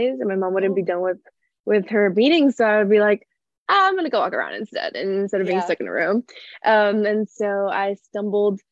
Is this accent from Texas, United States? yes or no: yes; San Antonio, Texas, United States; also born or lived in El Paso, Texas; when I was around 5-6 years old, we moved to San Antonio, Texas